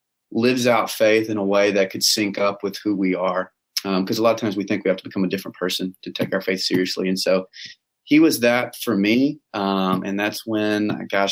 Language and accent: English; Texas, United States; Texas boy, through and through, down to my bones, I'm a Texas boy